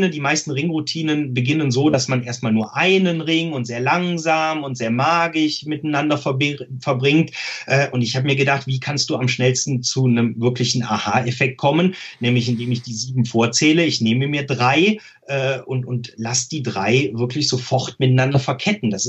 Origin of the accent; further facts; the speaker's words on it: Rhineland, Germany; Ich glaube, dass jemand der nicht aus dem Rheinland kommt, es hört, dass ich aus dem Rheinland komme, aber es ist jetzt keine besonders krasse Färbung.